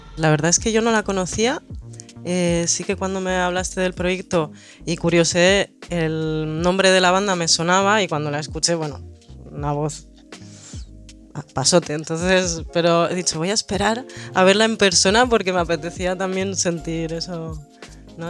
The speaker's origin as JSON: {"language": "Spanish", "country": "Chile", "tie": "born or raised there", "said": "yo soy nacida en Chile, mi madre es de Bilbao."}